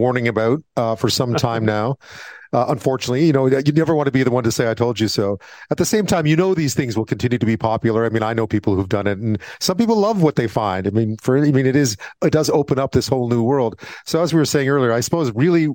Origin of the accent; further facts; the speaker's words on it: Montreal, Quebec, Canada; I grew up in Montreal, of course, in a part of Montreal that had a big Jewish community in it